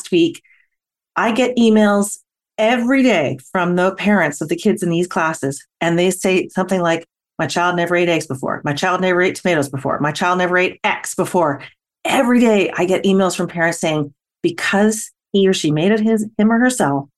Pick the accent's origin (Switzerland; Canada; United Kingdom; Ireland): Canada; I'm Canadian